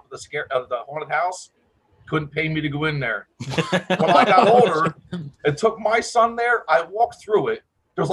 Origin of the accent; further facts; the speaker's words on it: Washington, New Jersey, United States; I grew up in Washington, New Jersey